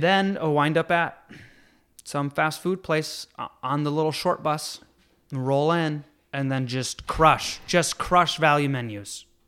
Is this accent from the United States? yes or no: yes; Jamestown, New York, United States; moved away; also born or lived in Elmira, New York; I grew up in Jamestown